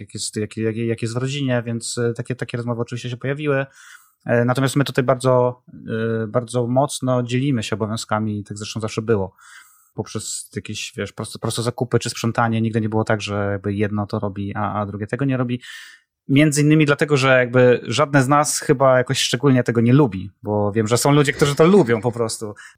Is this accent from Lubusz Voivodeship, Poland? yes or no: yes; Zielona Góra, Lubusz Voivodeship, Poland; moved away as an adult; also born or lived in Kraków; zawsze chcieliśmy wrócić do Zielonej Góry, bo my z Zielonej Góry, e, oryginalnie, e, jesteśmy